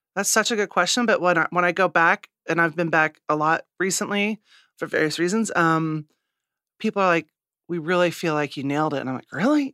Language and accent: English; Midwest, United States; moved away; also born or lived in New York; I'm a Midwesterner